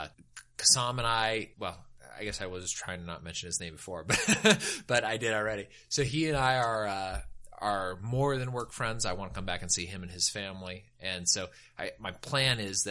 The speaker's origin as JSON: {"language": "English", "town": "El Dorado Hills", "region": "California", "country": "United States", "moved": "yes", "said": "Like the part of California I'm from, it's like to me, like the Golden Hills, which is I'm from El Dorado Hills"}